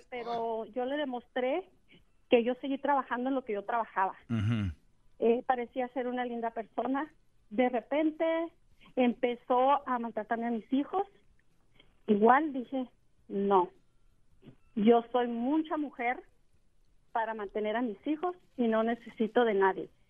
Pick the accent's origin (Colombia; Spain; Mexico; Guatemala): Mexico; moved away as an adult; now in United States; yo también soy una mujer que me vine de México, dejé a mi, al padre, mis hijos, porque nunca fue un hombre que nos sacó adelante, luchó por nosotros. Yo me vine a Estados Unidos